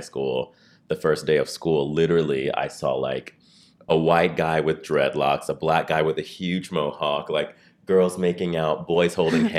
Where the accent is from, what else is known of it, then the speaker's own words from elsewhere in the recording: Los Angeles, California, United States; I grew up in Los Angeles, born and raised.